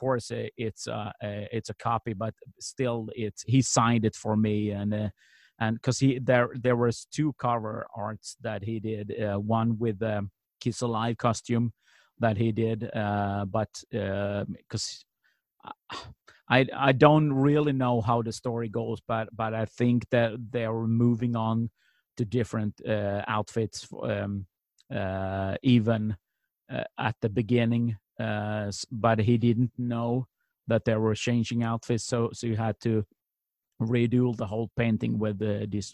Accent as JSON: {"language": "English", "country": "Sweden", "said": "we're two kids from Sweden"}